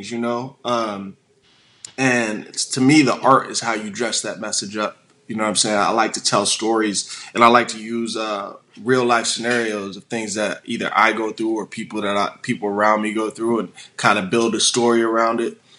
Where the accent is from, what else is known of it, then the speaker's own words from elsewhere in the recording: Illinois, United States; born there; also born or lived in Hawaii / Washington / San Diego / St. Louis; I was born in Illinois. I moved to Hawaii. I moved to Washington State. I then moved to San Diego. I lived in St. Louis for a little bit.